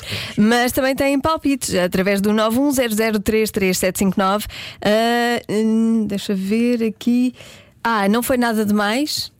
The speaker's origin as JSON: {"language": "Portuguese", "town": "Porto", "region": "Norte", "country": "Portugal", "said": "Eu sou do Porto"}